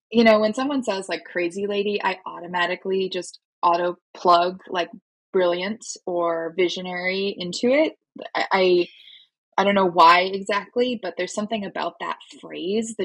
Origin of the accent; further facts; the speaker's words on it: Minnesota, United States; moved away as an adult; also born or lived in North Carolina; I'm born and raised in Minnesota originally